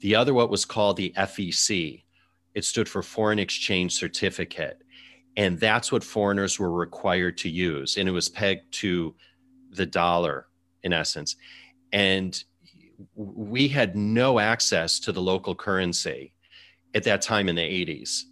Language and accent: English; Chicago, Illinois, United States; moved away as an adult; also born or lived in China / London / Singapore; now in New York City, United States; I worked in my hometown, Chicago